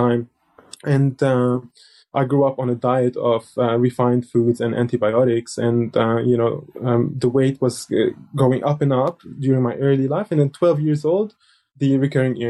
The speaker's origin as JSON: {"language": "English", "region": "South Lebanon", "country": "Lebanon", "tie": "born or raised there", "said": "I was born in Lebanon in 1980, which is really the peak of the civil war. And at that time, I lived in a southern village"}